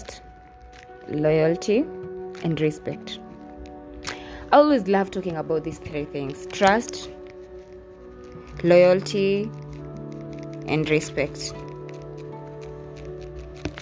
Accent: Kenya; I'm from Kenya.

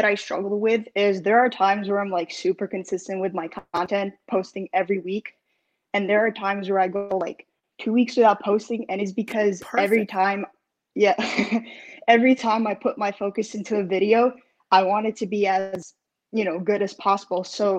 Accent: Brooklyn, New York, United States; I'm from Brooklyn, New York.

